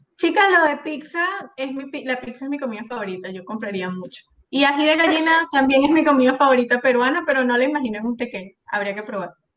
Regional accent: Venezuela; moved away; yo soy tan venezolana

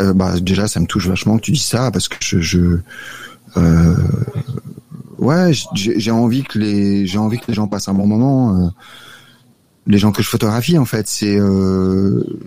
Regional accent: Paris, Île-de-France, France; moved away as an adult; now in Salvador, Brazil; je suis attaché à Paris

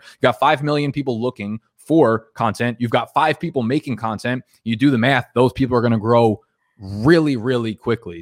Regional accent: New Jersey, United States; I grew up in New Jersey

